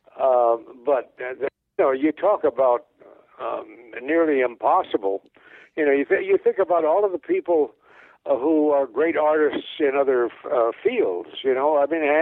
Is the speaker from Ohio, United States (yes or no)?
no; Moline, Illinois, United States; now in Hollywood, United States; I'm from Moline, Illinois